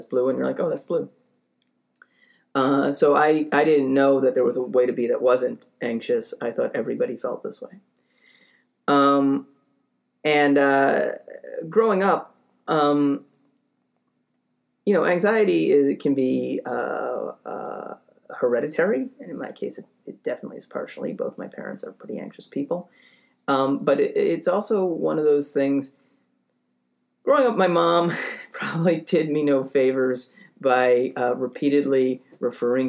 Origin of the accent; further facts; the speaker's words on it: Boston, Massachusetts, United States; I grew up in Boston